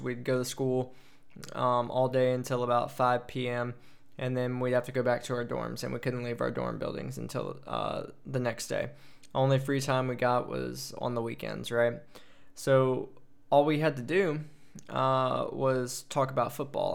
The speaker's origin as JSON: {"language": "English", "town": "Prairieville", "region": "Louisiana", "country": "United States", "tie": "born or raised there", "also_born_or_lived": "Hawaii", "moved": "as an adult", "lives_now": "Germany", "said": "I grew up in Prairie Villa, Louisiana. Lived in Louisiana all my life until I joined the Air Force at eighteen"}